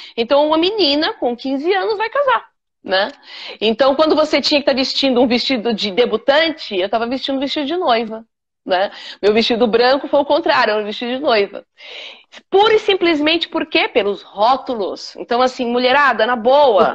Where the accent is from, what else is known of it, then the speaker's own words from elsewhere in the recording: São Paulo, Brazil; moved away as an adult; now in Miami, United States; Nasci na periferia de São Paulo, no Capão, nasci no Capão Redondo mesmo